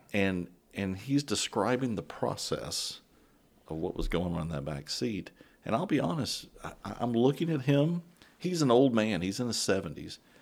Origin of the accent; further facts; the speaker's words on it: San Antonio, Texas, United States; I grew up in San Antone.